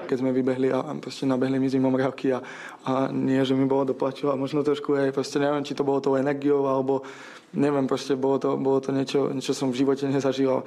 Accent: Czechia; jako Čech

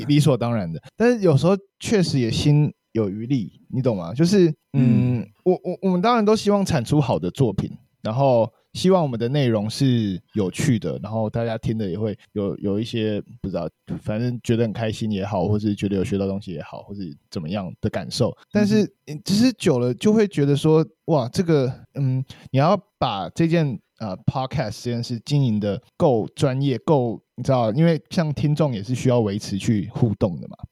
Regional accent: Kaohsiung, Taiwan; 然后感觉终于身为高雄人有被重视了

